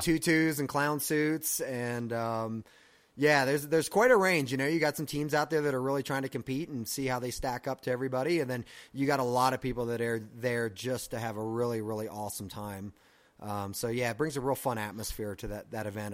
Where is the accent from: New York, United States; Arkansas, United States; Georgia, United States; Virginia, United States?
Virginia, United States; moved away; I'm originally from Virginia